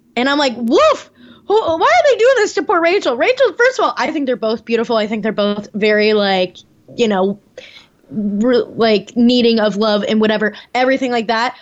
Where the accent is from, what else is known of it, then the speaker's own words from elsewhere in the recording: Naperville, Illinois, United States; Mario's from Naperville. He's from my hometown.